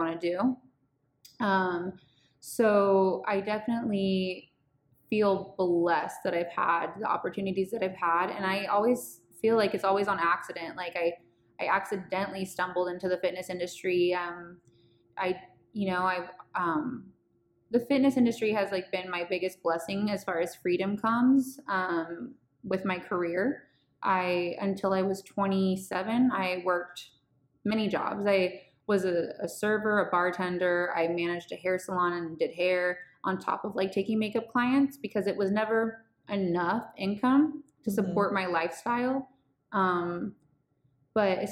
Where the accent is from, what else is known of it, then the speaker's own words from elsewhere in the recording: Bay Area, California, United States; moved away as an adult; also born or lived in San Diego; I'm from the Bay Area